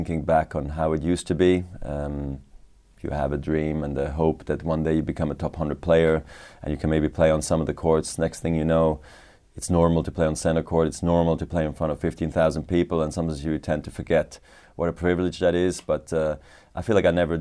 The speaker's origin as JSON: {"language": "English", "town": "Basel", "region": "Basel-Stadt", "country": "Switzerland", "tie": "born or raised there", "said": "I also became a ball boy in my hometown tournament in Basel."}